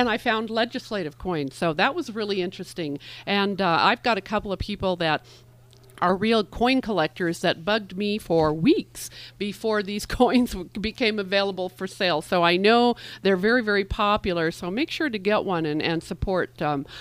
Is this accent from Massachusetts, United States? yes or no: no; Southern Nevada, United States; I grew up in Southern Nevada